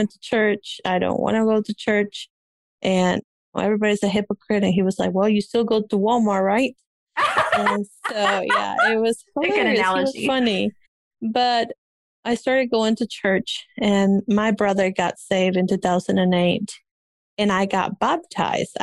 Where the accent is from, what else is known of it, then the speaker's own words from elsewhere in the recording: Peru; English is a second language; moved away; I came from Peru and didn't know any English. I had to learn English